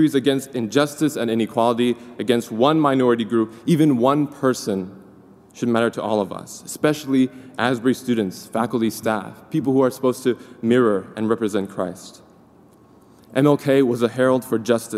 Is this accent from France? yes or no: no; China; moved away as an adult; now in United States; I was born in China to a white American father and a Hakka Chinese mama.